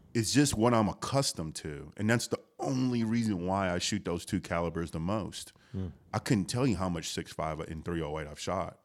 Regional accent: Houston, Texas, United States; I grew up in Houston, the H town

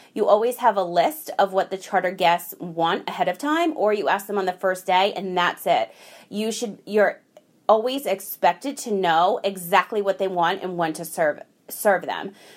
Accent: United States

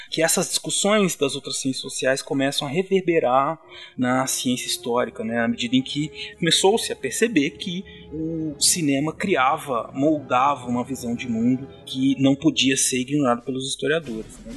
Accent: São Paulo, Brazil; Ele é um caiçara como eu.

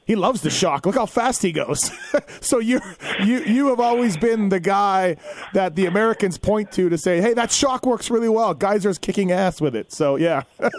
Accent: Canada; I'm Canadian

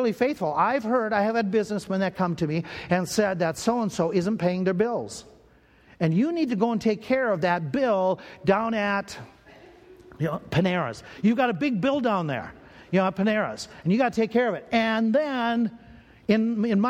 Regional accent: Minnesota, United States; I grew up in Minnesota. And growing up in Minnesota, that area, one of the churches I went to was called Berean Baptist Church there in the Twin Cities

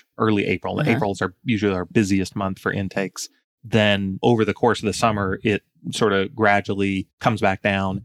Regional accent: Atlanta, Georgia, United States; I'm born and raised in Atlanta

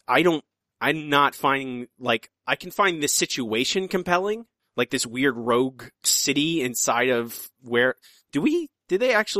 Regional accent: Ocala National Forest, Florida, United States; when I was a child growing up in the Ocala National Forest.

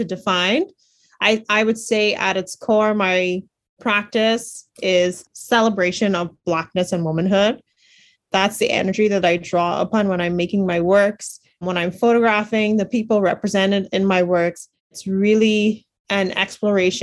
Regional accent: Bahamas; growing up in the Bahamas, I didn't really have a lot of exposures to art museums and galleries

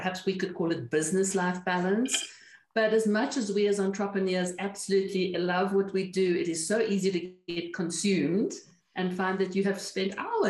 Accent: Cape Town, Western Cape, South Africa; moved away as an adult; also born or lived in Caribbean; now in New Mexico, United States; I am originally from Cape Town, South Africa, which we left in 1993

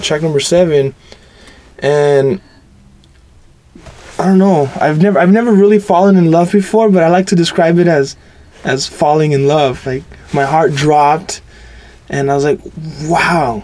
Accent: Los Angeles, California, United States; I was born and raised in Southern California. Lived in East LA my whole life.

